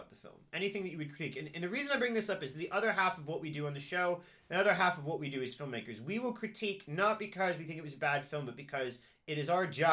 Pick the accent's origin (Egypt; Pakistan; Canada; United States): United States; Cincinnati, Ohio; I only have my perspective from growing up in Cincinnati